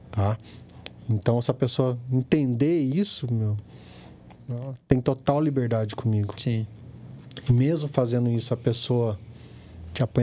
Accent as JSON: {"language": "Portuguese", "town": "Pindamonhangaba", "region": "São Paulo", "country": "Brazil", "tie": "born there", "said": "Sou nascido em Pindamonhangaba, fiz faculdade em Taubaté"}